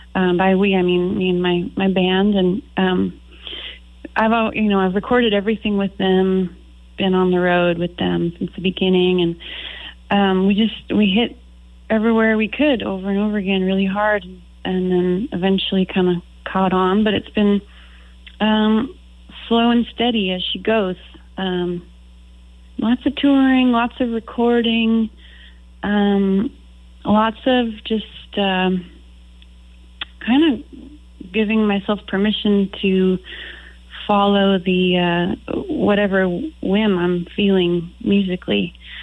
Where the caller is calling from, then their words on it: Boise, Idaho, United States; I'm calling from my home in Boise, Idaho.